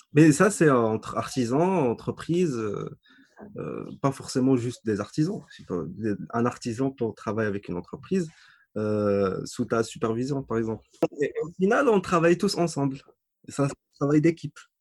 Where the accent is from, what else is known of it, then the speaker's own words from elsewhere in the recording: Agadir, Souss-Massa, Morocco; also born or lived in Casablanca / Tetouan; à Gadir dans ma ville natale